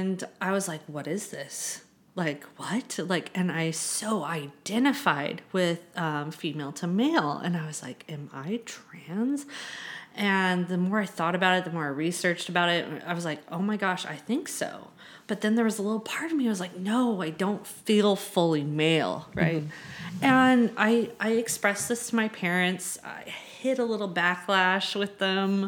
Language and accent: English; Southern California, United States; moved away as an adult; now in San Francisco, United States; I'm from Southern California.